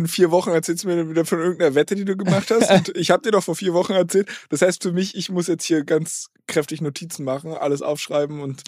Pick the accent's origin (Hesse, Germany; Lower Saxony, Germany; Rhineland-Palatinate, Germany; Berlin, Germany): Berlin, Germany; Ich komme eigentlich aus Berlin